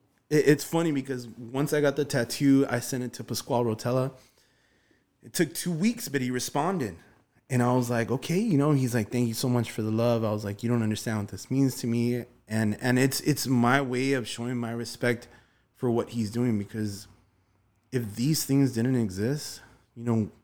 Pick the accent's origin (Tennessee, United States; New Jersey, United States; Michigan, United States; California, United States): California, United States; Glendale; I mean, we just recently moved to Van Nuys. You know, I grew up in Virgil Village, Glendale, Atwater.